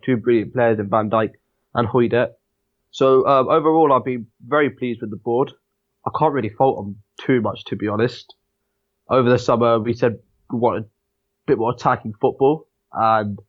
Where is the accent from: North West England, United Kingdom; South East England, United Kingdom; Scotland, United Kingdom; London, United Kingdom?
South East England, United Kingdom; Southampton; I was born in Southampton, lived in Southampton my whole life.